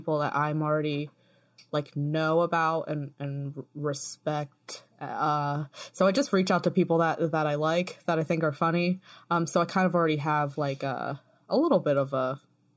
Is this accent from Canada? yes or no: no; United States; moved away as an adult; also born or lived in Baltimore; now in England, United Kingdom; It's weird being an American that doesn't live in America anymore.